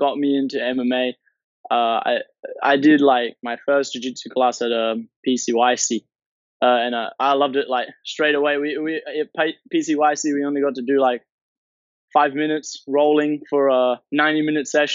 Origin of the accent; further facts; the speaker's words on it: Townsville, Queensland, Australia; also born or lived in Brisbane; I grew up in Townsville, actually. Moved to Brisbane when I was pretty young.